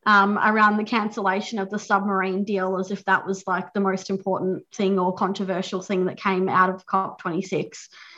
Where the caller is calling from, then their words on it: Victoria, Australia; I'm joining you from Wadawurrung country, and acknowledge that we're meeting on stolen land.